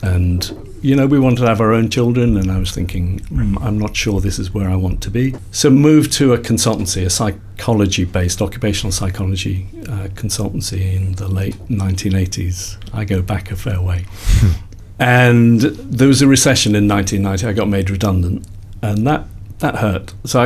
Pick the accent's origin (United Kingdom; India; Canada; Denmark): United Kingdom; Liverpool, North West England; I grew up in Liverpool.